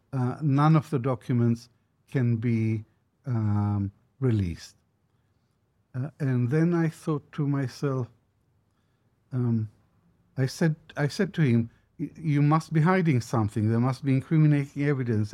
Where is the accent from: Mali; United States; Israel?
Israel; moved away; also born or lived in Baghdad, Iraq; as a boy growing up in Israel